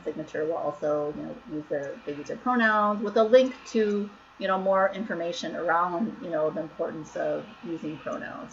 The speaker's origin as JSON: {"language": "English", "region": "Minnesota", "country": "United States", "tie": "born or raised there", "also_born_or_lived": "Long Beach, California", "moved": "as an adult", "lives_now": "San Francisco Bay Area, United States", "said": "I moved there from Minnesota, where I grew up"}